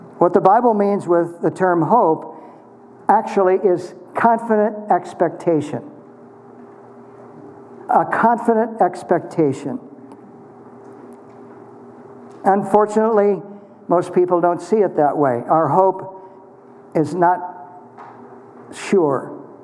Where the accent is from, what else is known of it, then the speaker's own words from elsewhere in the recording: Kansas, United States; as a boy growing up in Kansas